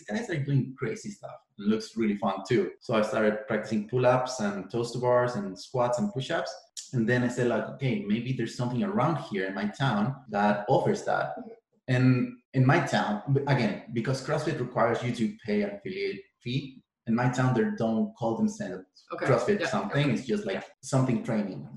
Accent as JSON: {"language": "English", "country": "Chile", "tie": "born or raised there", "moved": "as an adult", "lives_now": "Canada", "said": "I essentially did all the sports I could do in my hometown"}